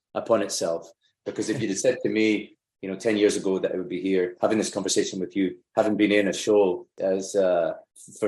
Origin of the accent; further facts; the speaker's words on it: Lockerbie, Scotland, United Kingdom; where I grew up in Lockerbie